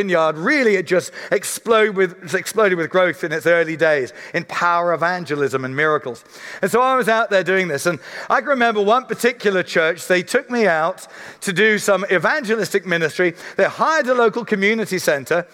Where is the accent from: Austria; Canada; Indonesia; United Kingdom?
United Kingdom; Surrey, South East England; I'm a guy from Surrey